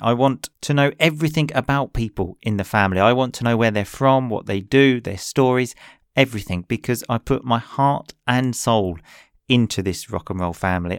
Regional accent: England, United Kingdom; now in Italy; I obviously grew up in English, I am English, but I now live in Italy

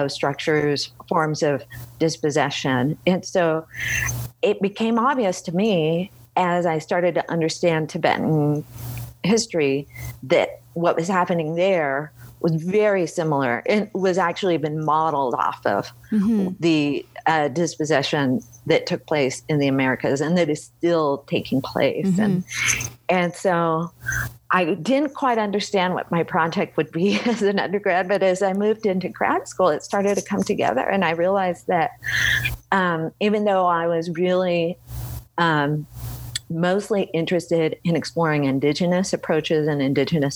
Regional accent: Bay Area, California, United States; now in Boulder, United States; I grew up in the Bay Area

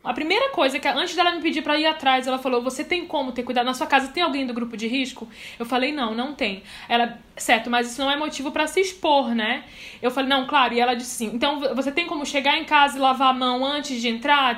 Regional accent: Belém, Pará, Brazil; now in Boa Vista, Brazil; Eu não sou daqui, eu sou de Belém, mas eu moro aqui há muitos anos

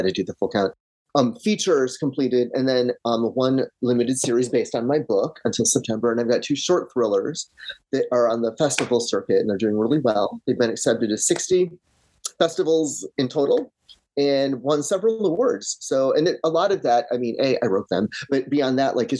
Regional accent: Michigan, United States; now in Los Angeles, United States; I grew up in Michigan. Small town, dirt road

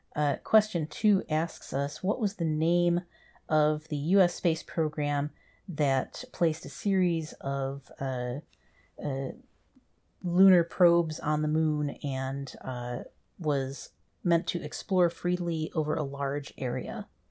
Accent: United States; being an American

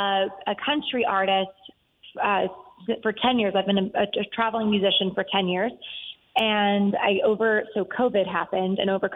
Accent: Texas, United States; I'm from Texas, so that's kind of where it originated.

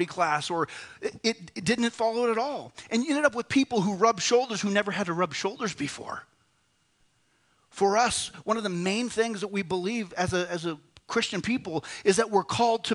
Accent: United States; I am become one. I am an American

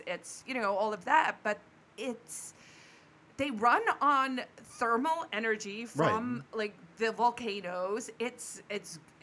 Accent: South Africa; moved away; born and raised in Africa

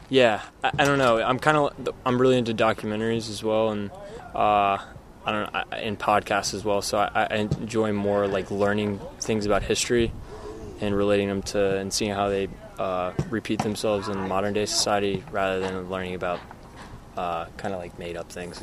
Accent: United States; a guy growing up in the States

